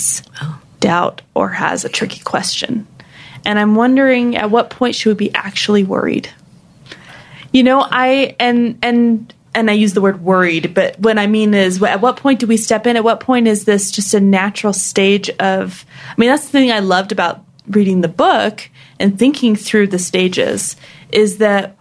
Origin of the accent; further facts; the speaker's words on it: Hawaii, United States; I'm from Hawaii